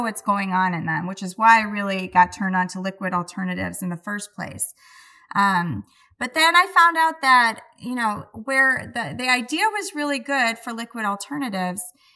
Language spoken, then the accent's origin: English; Milwaukee, Wisconsin, United States; I'm from Milwaukee.